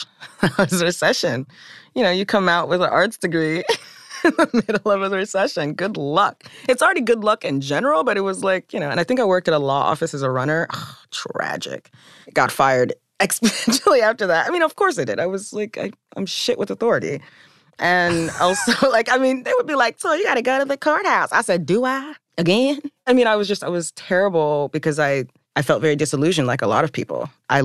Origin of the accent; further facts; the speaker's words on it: the South, United States; I was also from the South.